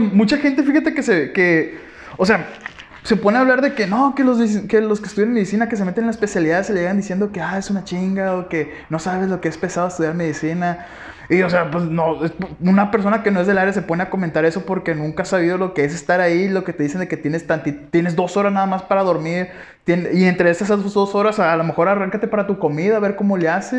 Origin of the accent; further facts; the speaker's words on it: Guasave, Sinaloa, Mexico; moved away as an adult; nosotros somos de Guasave, Sinaloa, venimos de tal prepa